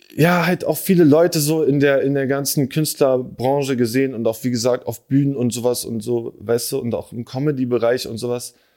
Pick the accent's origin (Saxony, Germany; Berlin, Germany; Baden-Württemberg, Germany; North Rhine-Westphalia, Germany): Berlin, Germany; ich bin in Moabit geboren, dann haben wir in so einer, in so einer alten Ami-Siedlung gewohnt, Digga, in Dahlem.